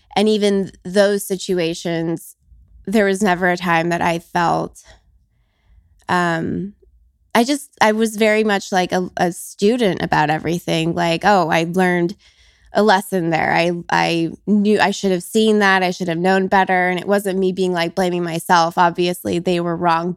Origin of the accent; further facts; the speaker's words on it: Las Vegas, Nevada, United States; I was born and raised in Vegas